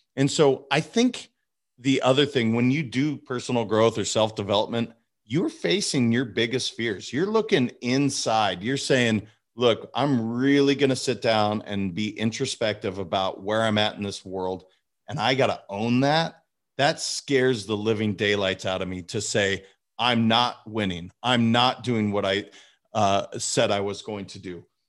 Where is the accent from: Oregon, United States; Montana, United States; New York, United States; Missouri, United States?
Montana, United States; also born or lived in California; now in Boca Raton, United States; I was raised in Montana